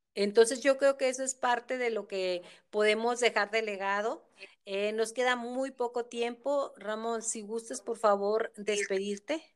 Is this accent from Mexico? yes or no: yes; Mexico; como cultura mexicana